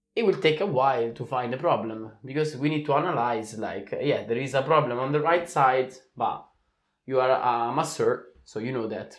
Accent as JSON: {"language": "English", "country": "Italy", "said": "we are coming from Italy. We have the same tradition"}